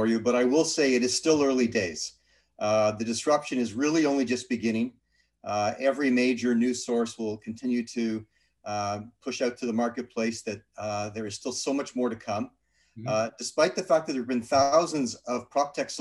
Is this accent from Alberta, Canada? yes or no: no; Toronto, Ontario, Canada; also born or lived in Thornhill; now in Toronto, Canada; Grew up in Toronto, North Toronto